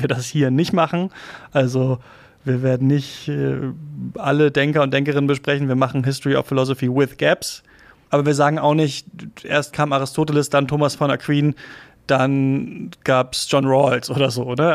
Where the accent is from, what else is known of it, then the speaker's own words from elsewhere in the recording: Lower Saxony, Germany; also born or lived in Halle an der Saale, Saxony-Anhalt; bin ich in Niedersachsen aufgewachsen und zur Schule gegangen